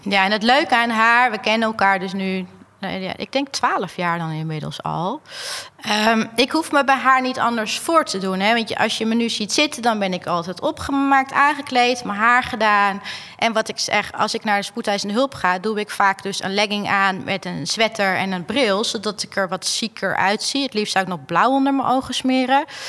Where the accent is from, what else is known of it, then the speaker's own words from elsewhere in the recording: Alkmaar, North Holland, Netherlands; ik kom uit Alkmaar